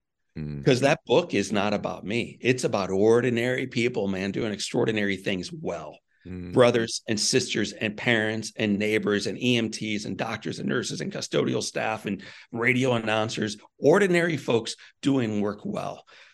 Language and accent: English; Missouri, United States; I'm from Missouri.